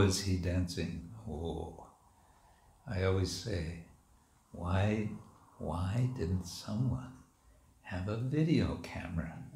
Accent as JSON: {"language": "English", "country": "United States", "tie": "born or raised there", "moved": "yes", "said": "When I was a kid growing up in America"}